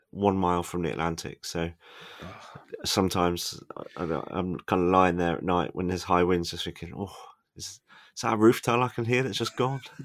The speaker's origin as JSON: {"language": "English", "area": "Devon", "region": "South West England", "country": "United Kingdom", "tie": "born or raised there", "also_born_or_lived": "London", "moved": "as an adult", "said": "I grew up in De- a coastal town in Devon"}